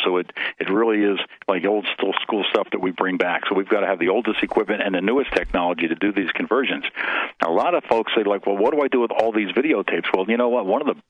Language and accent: English; Philadelphia, Pennsylvania, United States; You have to be a Philly fan if you ever live in Philly. You know, when you're born and raised in Philadelphia, you are. It's bred in just like the music.